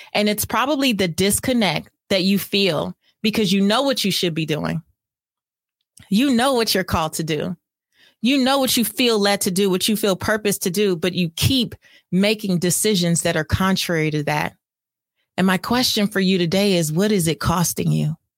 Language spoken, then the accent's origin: English; California, United States; I'm from California